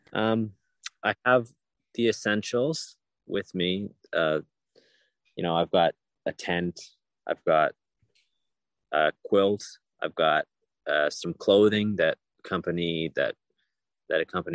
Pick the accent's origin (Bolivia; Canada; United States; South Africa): Canada; Ontario; I come from Ontario, Canada. I was born and raised there